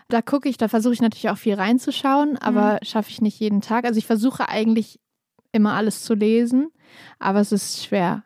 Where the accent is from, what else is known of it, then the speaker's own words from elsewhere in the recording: Kassel, Hesse, Germany; now in Berlin, Germany; mein Lieblingsort in Kassel ist natürlich so das Haus, wo ich aufgewachsen bin